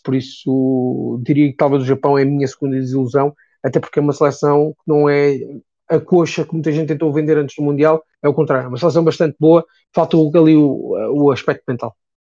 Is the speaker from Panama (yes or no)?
no; Portugal; eu sou português